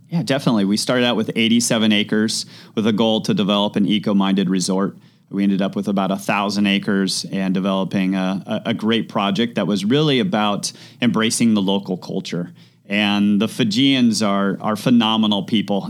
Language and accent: English; Mammoth Lakes, California, United States; moved away as an adult; also born or lived in Los Angeles; growing up in Mammoth, small mountain town